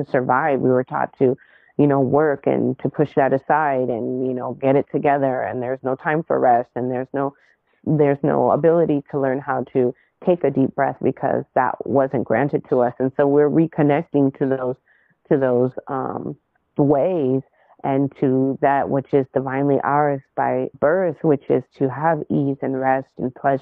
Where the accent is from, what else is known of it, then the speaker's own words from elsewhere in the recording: Inland Empire, Southern California, United States; also born or lived in Los Angeles County; I grew up in the Inland Empire, well, partially in LA County, and then the Inland Empire as I came into like my young adult life and teenage years